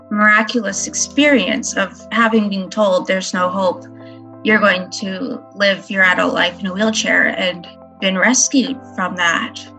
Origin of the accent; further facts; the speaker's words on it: North Battleford, Saskatchewan, Canada; I am from North Battleford, Saskatchewan, Canada. I'm a special education teacher in northern Saskatchewan.